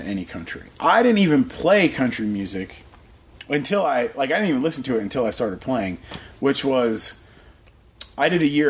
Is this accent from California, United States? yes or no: no; Ohio, United States; moved away as an adult; now in Nashville, United States; I'm from Ohio.